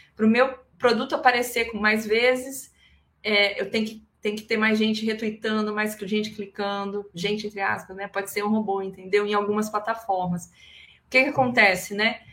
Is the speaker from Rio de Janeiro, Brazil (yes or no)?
no; Espírito Santo, Brazil; eu sou capixaba